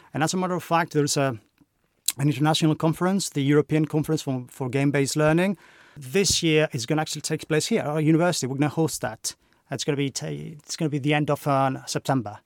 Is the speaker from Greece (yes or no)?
yes; Greece; moved away as an adult; now in United Kingdom; as you can probably tell by my accent, I'm not from the U K, I'm Greek.